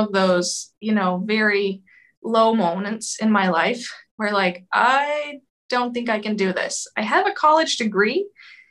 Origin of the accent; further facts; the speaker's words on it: suburb of Boston, Massachusetts, United States; moved away as an adult; also born or lived in Romania; now in Moldova; I am originally from Massachusetts, grew up in a suburb of Boston